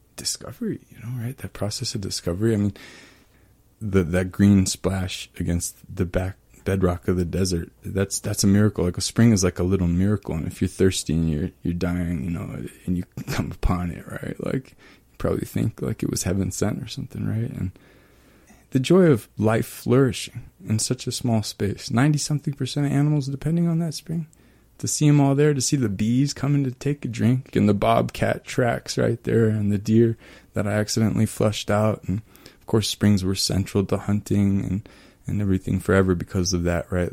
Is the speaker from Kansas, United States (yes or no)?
yes; East Kansas, United States; moved away; also born or lived in Germany; I was born in Germany, but I, I grew up in East Kansas, and my hometown in East Kansas is built on top of a confluence of springs